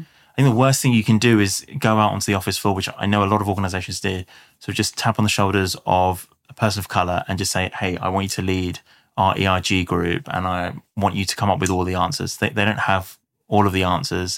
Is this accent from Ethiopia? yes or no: no; London, United Kingdom; South London.